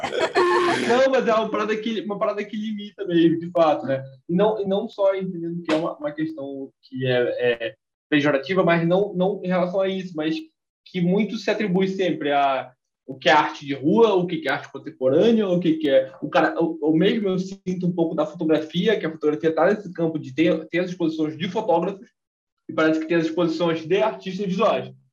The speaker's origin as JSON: {"language": "Portuguese", "town": "Belém", "region": "Pará", "country": "Brazil", "said": "Eu sou de Belém"}